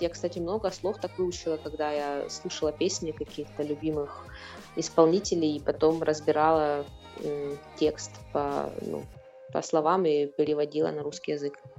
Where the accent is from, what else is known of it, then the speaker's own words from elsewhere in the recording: Rostov-on-Don, Rostov Oblast, Russia; moved away as an adult; also born or lived in Moscow; now in London, United Kingdom; я из России, конечно, из э, Ростова-на-Дону. Вот, э, я там училась, окончила журфак несколько лет назад, вот, потом переехала в Москву